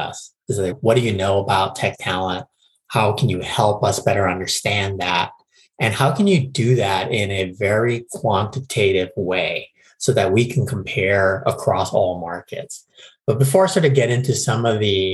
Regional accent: Honolulu, Hawaii, United States; moved away as an adult; now in San Francisco, United States; I was born and raised in Honolulu, Hawaii, and moved to San Francisco in 2000

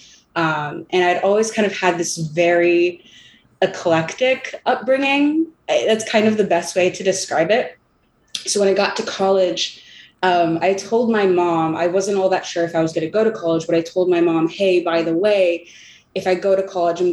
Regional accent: California, United States; I'm from California.

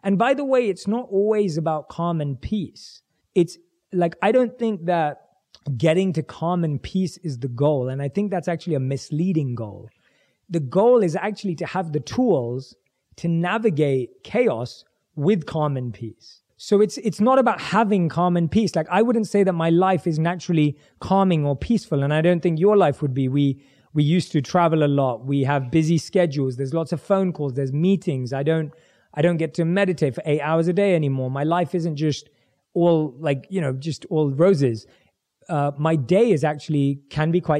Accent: London, United Kingdom; born and raised in London

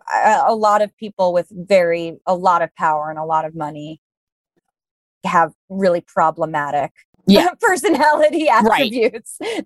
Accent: New York City, New York, United States; born or raised there

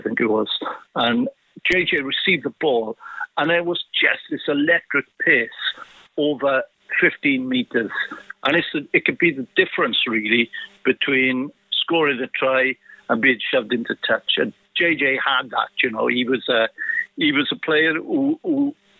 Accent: Maesteg, Wales, United Kingdom; I was from Maesteg

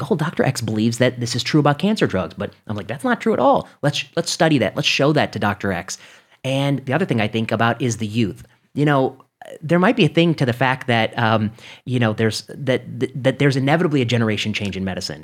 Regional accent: Indiana, United States; moved away; I grew up in the Midwest. I grew up in, you know, Indiana

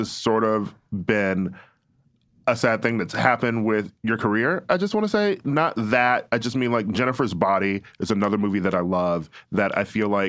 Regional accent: Milwaukee, Wisconsin, United States; moved away; Like, I'm from Milwaukee.

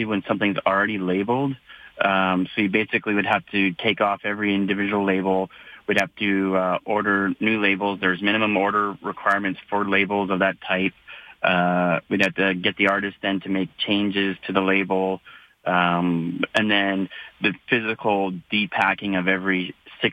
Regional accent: Calgary, Alberta, Canada; I was born in Calgary, and I decided to build my business here

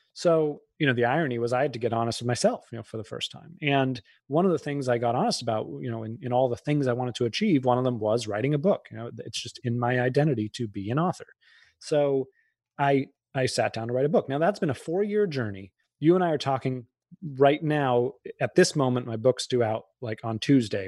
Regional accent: outside of Boston, Massachusetts, United States; I grew up outside of Boston

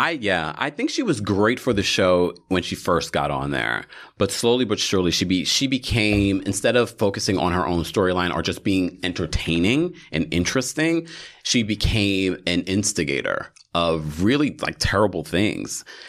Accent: New York, United States; we are from New York

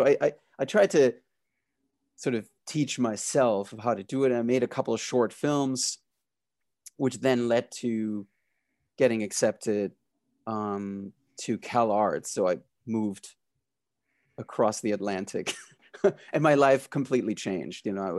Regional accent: Berlin, Germany; I grew up in Berlin in Germany, so I fell in love with this sort of French Belgian comics

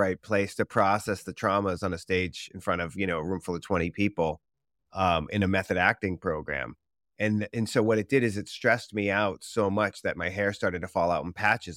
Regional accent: Boston, Massachusetts, United States; moved away as an adult; now in Los Angeles, United States; growing up in Boston

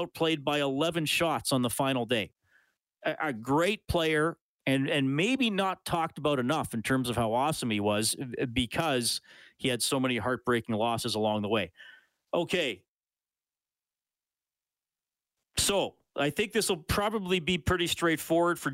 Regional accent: near Evansburg, Alberta, Canada; now in Edmonton, Canada; I grew up near Evansburg

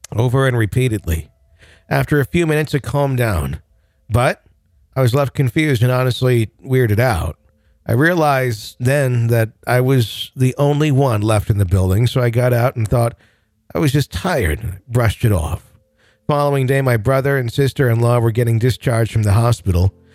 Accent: Wisconsin, United States; born or raised there

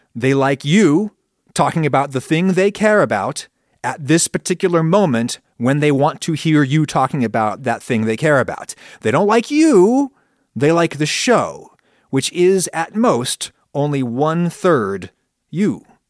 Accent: United States; first language English; I grew up in a former British colony, the United States, and thus the global second language is my first language.

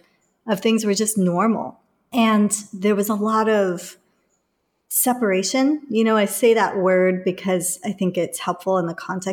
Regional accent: England, United Kingdom; There were firebombings that happened in the neighborhood that I grew up in England.

